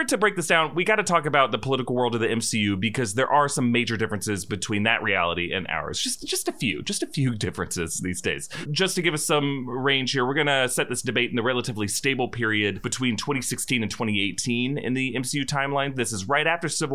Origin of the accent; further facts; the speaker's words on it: Florida, United States; also born or lived in Hollywood; now in Los Angeles, United States; my home state